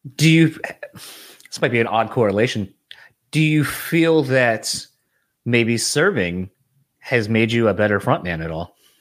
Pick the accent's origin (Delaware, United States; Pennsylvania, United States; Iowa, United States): Delaware, United States; moved away; originally, I'm from Delaware